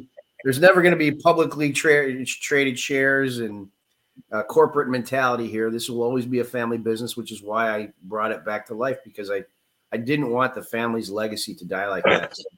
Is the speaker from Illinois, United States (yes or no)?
yes; Chicago, Illinois, United States; I was born in Chicago, which is why you probably hear the accent